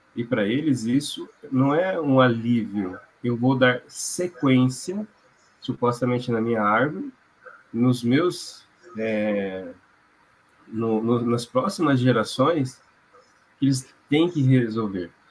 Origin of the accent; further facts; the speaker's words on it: Londrina, Paraná, Brazil; also born or lived in China; Sou de Londrina e atendo aqui e na região.